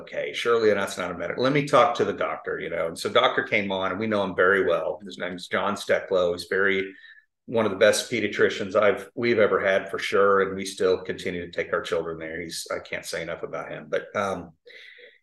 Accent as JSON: {"language": "English", "town": "Tulsa", "region": "Oklahoma", "country": "United States", "tie": "born or raised there", "lives_now": "Oklahoma City, United States", "said": "I grew up in Tulsa, live in Oklahoma City now."}